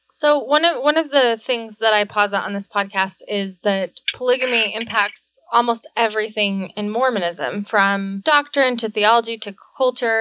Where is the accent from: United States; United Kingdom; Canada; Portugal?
United States; Utah; growing up in Utah for myself, we learn Utah history